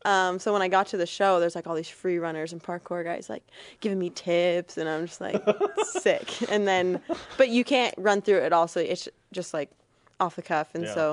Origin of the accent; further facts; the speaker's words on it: California, United States; actually heading back to California to go coach like a luge clinic.